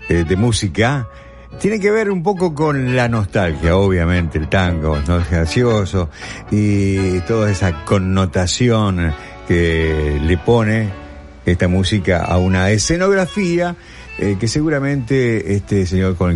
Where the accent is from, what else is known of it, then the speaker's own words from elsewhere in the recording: New York, United States; de New York.